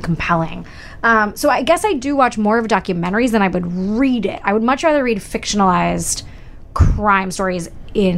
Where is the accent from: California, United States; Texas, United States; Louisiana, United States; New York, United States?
California, United States; growing up in California